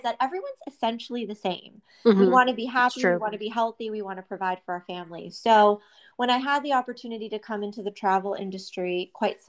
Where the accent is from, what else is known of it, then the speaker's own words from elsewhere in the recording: Youngstown, Ohio, United States; I grew up in Youngstown, Ohio